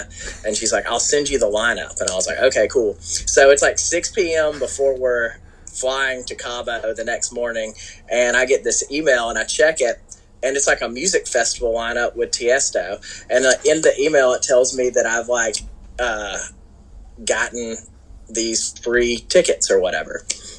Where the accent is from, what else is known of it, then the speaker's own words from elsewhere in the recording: Florida, United States; I don't surf. I'm from Florida. We fish.